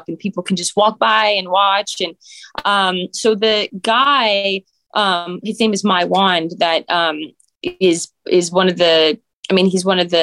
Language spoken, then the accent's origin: English; Calgary, Alberta, Canada; moved away; also born or lived in Edmonton / Toronto; I was born in Edmonton, but then I moved to Calgary like 5.